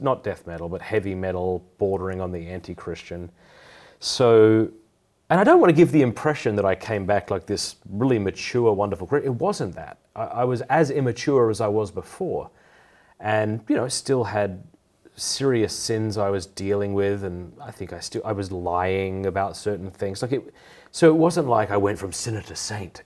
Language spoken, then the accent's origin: English; Port Pirie, South Australia, Australia; also born or lived in Sydney; I was raised in Port Pirie, South Australia